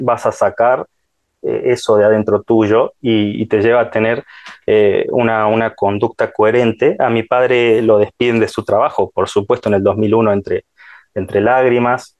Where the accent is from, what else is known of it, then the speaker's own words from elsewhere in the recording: Salta, Argentina; yo soy de Salta, ¿no? Parece, se les darán cuenta por mi tonada